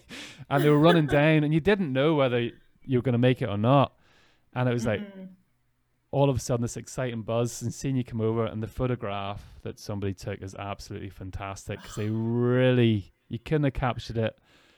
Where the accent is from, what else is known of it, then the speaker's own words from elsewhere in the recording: Ireland; We don't want it to be that, especially I'm coming from Ireland as well.